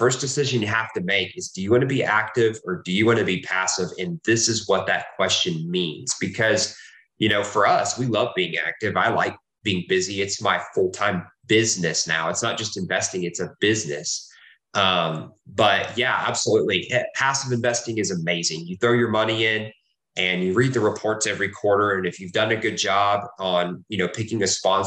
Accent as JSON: {"language": "English", "region": "Texas", "country": "United States", "tie": "born or raised there", "also_born_or_lived": "Oklahoma", "said": "I was born in Oklahoma. I've lived in Texas most of my life."}